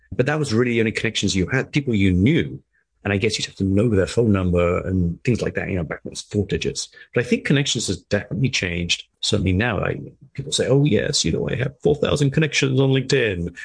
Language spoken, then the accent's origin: English; England, United Kingdom; moved away as an adult; also born or lived in Middle East; I was from England, but I was living in the Middle East